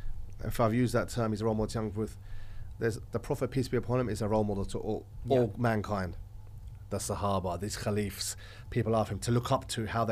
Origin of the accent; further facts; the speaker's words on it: London, United Kingdom; I'm an Orthodox Christian. I'm from Texas. I'm from London.